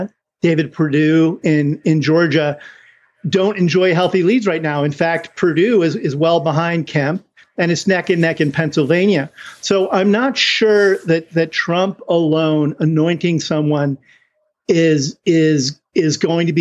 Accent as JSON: {"language": "English", "country": "Ireland", "said": "I'm Irish"}